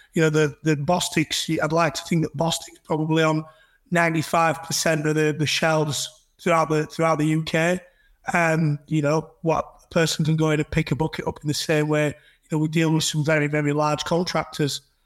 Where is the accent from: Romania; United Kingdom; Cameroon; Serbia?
United Kingdom; Huddersfield, Yorkshire and the Humber; I'm from Huddersfield.